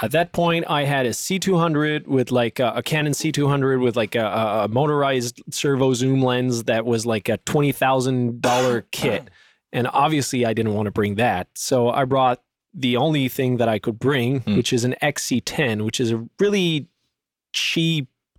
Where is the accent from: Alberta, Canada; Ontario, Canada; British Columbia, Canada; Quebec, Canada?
Quebec, Canada; French part of Canada; we speak French, because we come from the French part of Canada